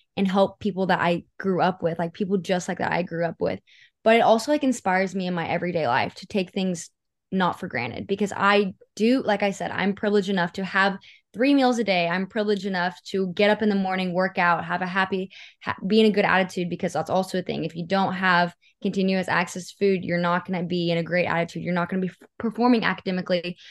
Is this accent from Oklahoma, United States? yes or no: yes; Seminole County, Oklahoma, United States; I grew up in Seminole County, and it's a very, like, poverty-driven part of the state.